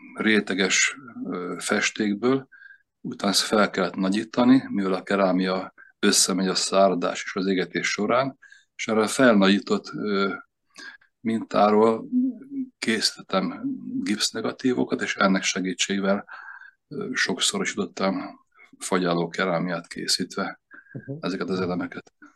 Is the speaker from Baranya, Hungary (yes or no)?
yes; Komló, Baranya, Hungary; also born or lived in Veszprém; now in Veszprém area, Hungary; Komló laktunk gyerekkoromban